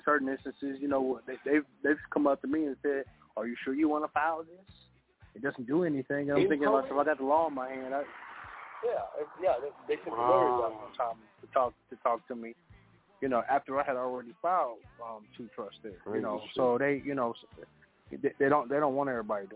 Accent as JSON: {"language": "English", "region": "Kansas", "country": "United States", "said": "I'm from Kansas."}